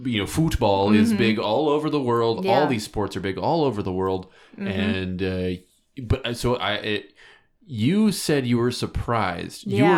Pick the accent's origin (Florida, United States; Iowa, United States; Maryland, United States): Iowa, United States